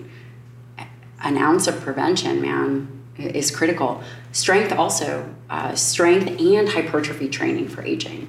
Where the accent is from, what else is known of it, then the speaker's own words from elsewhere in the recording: Chicago, Illinois, United States; I'm from Chicago